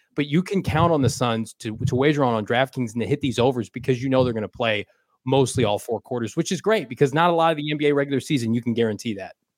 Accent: Illinois, United States; we're from Illinois

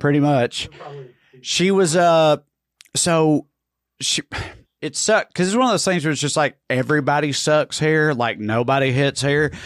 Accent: Salina, United States; growing up in Salina

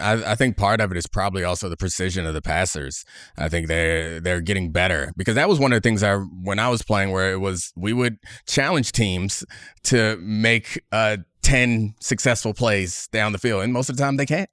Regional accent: Baltimore, Maryland, United States; I grew up in Baltimore.

